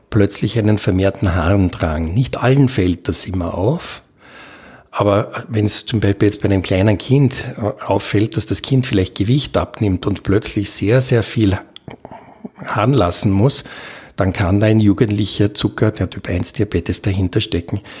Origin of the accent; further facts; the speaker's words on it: Austria; Und das nehmen wir normalerweise als Österreicher nur in acht Jahren zu.